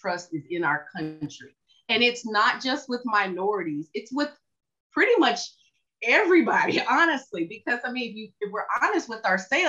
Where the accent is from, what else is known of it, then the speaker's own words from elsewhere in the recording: Tennessee, United States; moved away as an adult; now in Dallas, United States; I'm from Tennessee